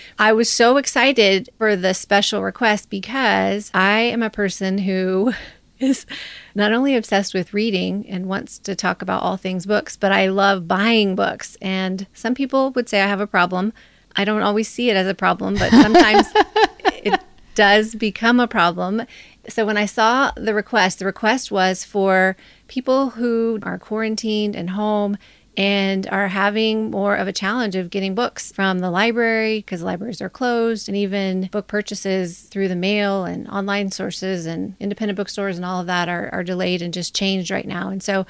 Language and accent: English; Nevada, United States; I'm from Northern Nevada. I would say I'm the first.